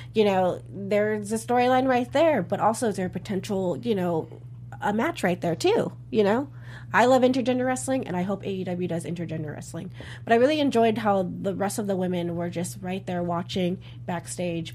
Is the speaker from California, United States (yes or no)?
yes; California, United States; I'm from California, and SCU are my people